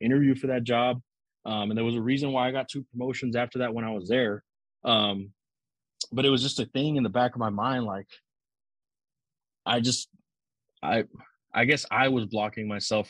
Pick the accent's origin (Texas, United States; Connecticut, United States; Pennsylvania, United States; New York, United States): Texas, United States; Zapata; now in Houston, United States; Zapata, Texas is small.